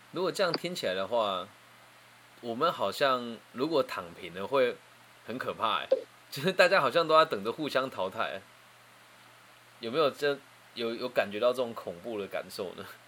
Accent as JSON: {"language": "Chinese", "region": "Changhua County", "country": "Taiwan", "tie": "born or raised there", "said": "我现在在我的家乡彰化这边，我一栋透天大概七百万到八百万台币就可以买到"}